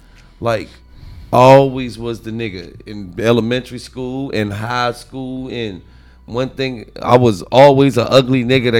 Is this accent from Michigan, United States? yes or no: no; Lancaster, Pennsylvania, United States; No, where you from, nigga? I'm from Lancaster.